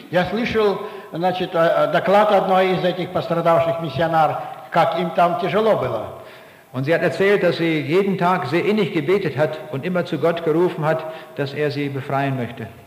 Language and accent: German; Braunschweig, Lower Saxony, Germany; Aus der Stadt, wo ich herkomme, in Braunschweig, da gibt es einige Leute, die sind nach Afghanistan gegangen, um diesen Menschen eine Hilfe zu bringen.